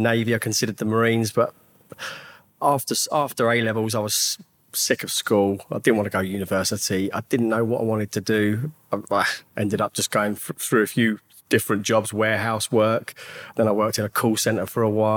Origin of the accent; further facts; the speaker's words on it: Hemel Hempstead, East of England, United Kingdom; I grew up in Hemel Hempstead. Born and raised there